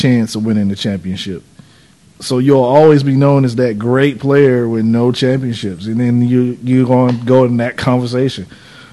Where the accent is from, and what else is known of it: North Carolina, United States; born or raised there